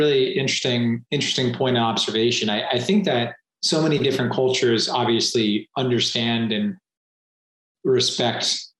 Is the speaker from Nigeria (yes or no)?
no; Singapore; also born or lived in Southeast Asia; I grew up predominantly in Southeast Asia and Singapore.